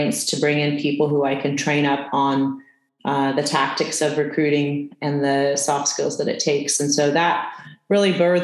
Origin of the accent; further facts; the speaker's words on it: California, United States; also born or lived in East Coast; I'm from California